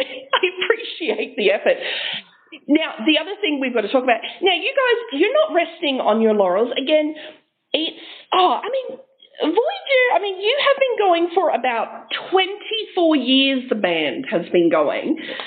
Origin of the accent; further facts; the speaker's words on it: Adelaide, South Australia, Australia; we're from Adelaide